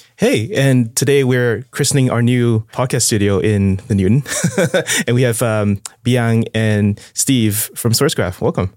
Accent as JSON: {"language": "English", "country": "Singapore", "said": "I'm from Singapore"}